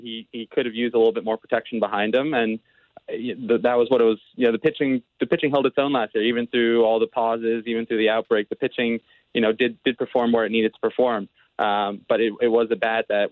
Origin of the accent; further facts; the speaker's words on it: D.C., Maryland, United States; I'm originally from the Washington, D.C. area, from Maryland, right outside. Very proud Marylander